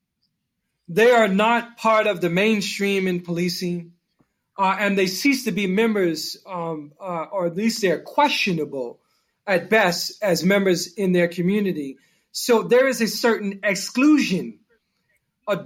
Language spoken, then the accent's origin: English; Newark, New Jersey, United States; I come from Newark, New Jersey. It's a rough community